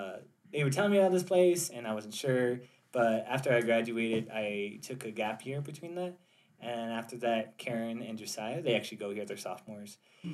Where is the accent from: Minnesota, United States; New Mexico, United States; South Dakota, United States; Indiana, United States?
New Mexico, United States; Gallup; I am 20 years old. I am from Gallup, New Mexico